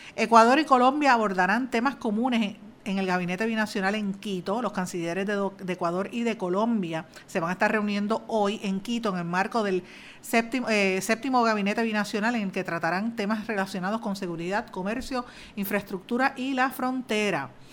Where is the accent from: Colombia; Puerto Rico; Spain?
Puerto Rico; nosotros como puertorriqueños